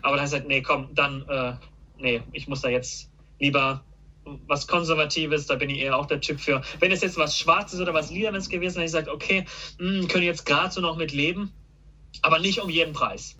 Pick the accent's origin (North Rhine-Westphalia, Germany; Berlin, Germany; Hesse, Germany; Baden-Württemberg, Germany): Baden-Württemberg, Germany; Karlsruhe; Ich bin ja schon mein ganzes Leben hier